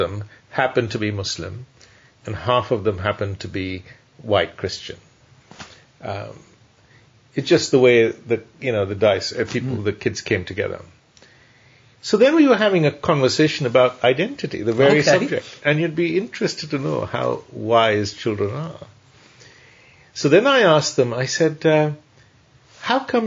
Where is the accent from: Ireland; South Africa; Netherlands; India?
India; now in United Kingdom; when I grew up in India, I just thought, I'm Indian.